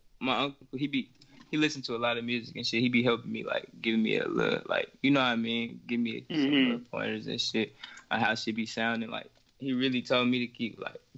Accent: Milwaukee, Wisconsin, United States; I'm from Milwaukee

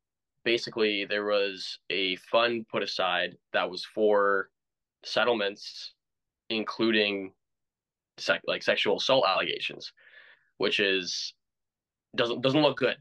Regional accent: Ontario, Canada; Like we're both Canadian, and hockey's definitely it's our blood, man. Like unfortunately, in Ontario, at least I'm seeing hockey starting to die a little bit.

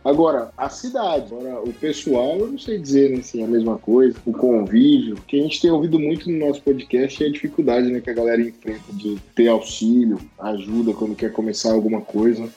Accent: Campo Grande, Mato Grosso do Sul, Brazil; eu morava no José Abrão, até esses dias atrás, nascido e criado

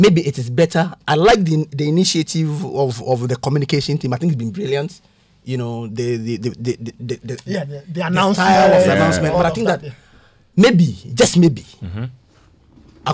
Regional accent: Ghana; I'm a Ghanaian

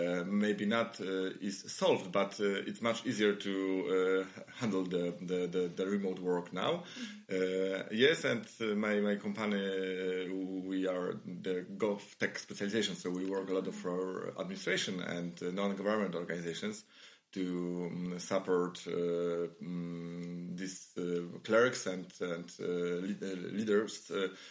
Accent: Krakow, Lesser Poland, Poland; moved away as an adult; also born or lived in Warsaw, Poland; now in Vilnius, Lithuania; I was born in Krakow. Last 16 years, I live in Warsaw

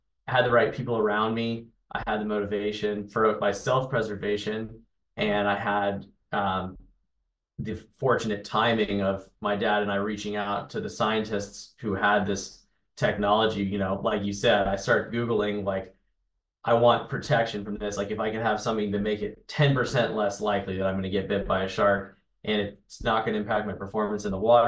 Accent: Charleston, South Carolina, United States; moved away; growing up in Charleston, in and around it all the time

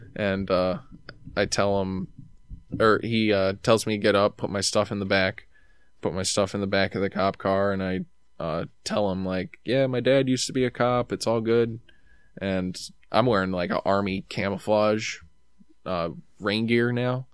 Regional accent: New York, United States; I'm from New York

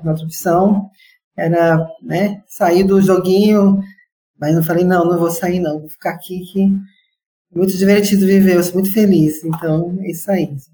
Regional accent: Brazil; eu sou brasileira

